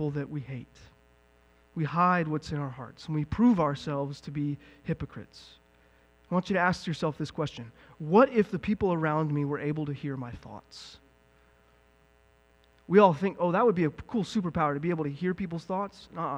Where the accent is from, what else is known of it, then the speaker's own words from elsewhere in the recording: the South, United States; moved away; I'm from the South